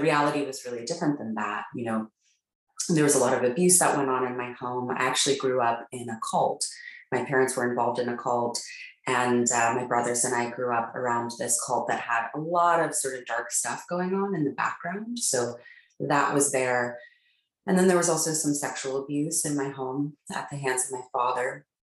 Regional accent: Palo Alto, California, United States; I grew up in Palo Alto, California

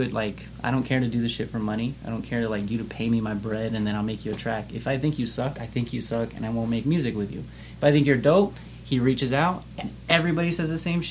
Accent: Las Vegas, Nevada, United States; Vegas is such an interesting place, and I haven't lived anywhere else

